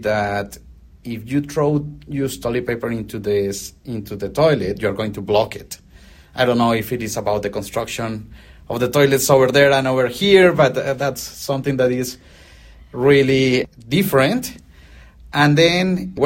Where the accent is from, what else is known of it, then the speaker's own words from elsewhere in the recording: Colombia; first language Spanish; English is a second language; moved away as an adult; now in Australia; I was born in Colombia, South America.